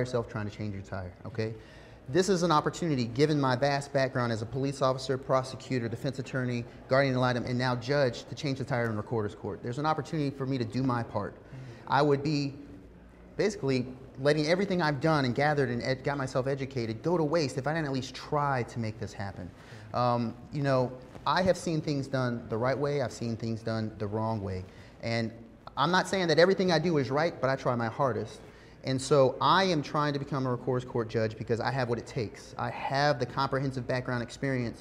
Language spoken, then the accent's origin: English; Savannah, Georgia, United States; I'm from Savannah, Windsor Forest Elementary, Durin Middle, Savannah High School